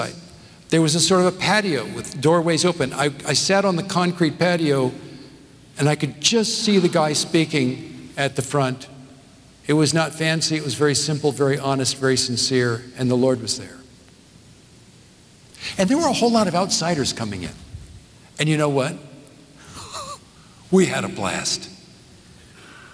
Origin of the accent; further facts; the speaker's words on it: Southern California, United States; also born or lived in northeast of Scotland; now in Nashville, United States; I grew up in Southern California.